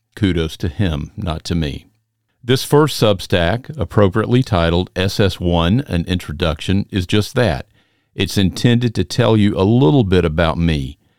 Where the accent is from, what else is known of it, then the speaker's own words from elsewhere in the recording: Macon, Georgia, United States; I'm from the South, hailing from Macon, Georgia